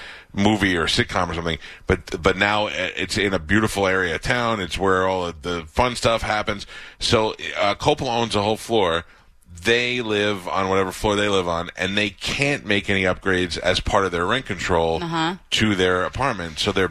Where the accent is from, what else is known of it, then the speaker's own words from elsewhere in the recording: New York, United States; I grew up in New York